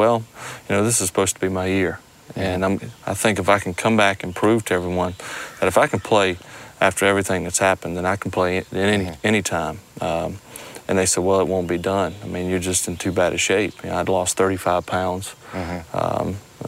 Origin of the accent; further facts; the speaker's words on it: Mississippi, United States; Well, I'm from here. I'm from South Mississippi.